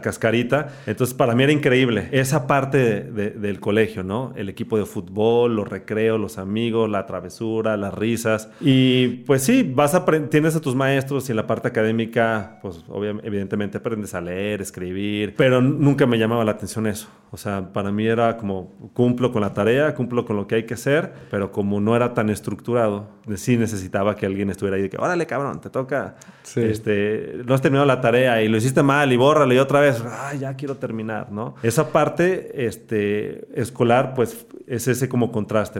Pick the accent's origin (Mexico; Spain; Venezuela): Mexico; Guadalajara, Jalisco; Soy tapatío